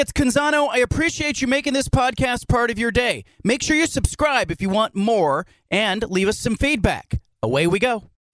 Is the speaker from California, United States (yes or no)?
yes; Bay Area, California, United States; moved away; my friends who I grew up with in the Bay Area